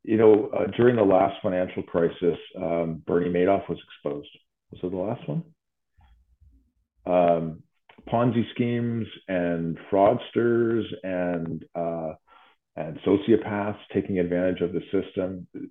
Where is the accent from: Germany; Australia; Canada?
Canada; Ottawa, Ontario; we get numbers in my hometown of Ottawa, our hospital CHEO is up 2,000% since 2014